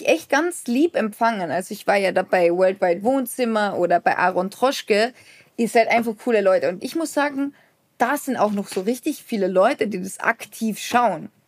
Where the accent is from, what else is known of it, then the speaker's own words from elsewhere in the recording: Austria; als Österreicher